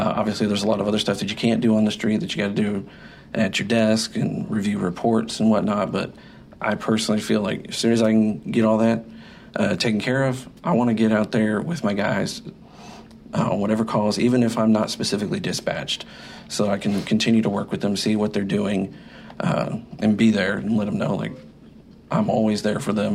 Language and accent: English; Waco, Texas, United States; I'm from Waco. It's where I was born. It's where I've grown up.